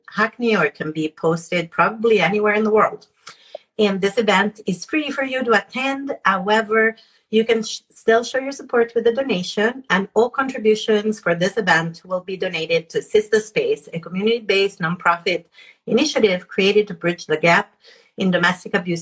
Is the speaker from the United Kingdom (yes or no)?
no; Italy; moved away; I was born in Italy